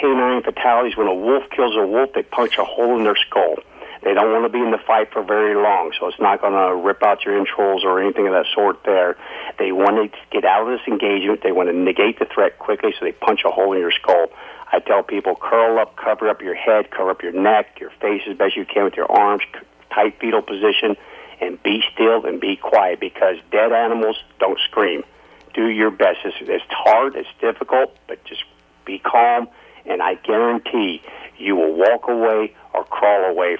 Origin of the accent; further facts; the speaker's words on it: Alaska, United States; I've born and raised in Alaska.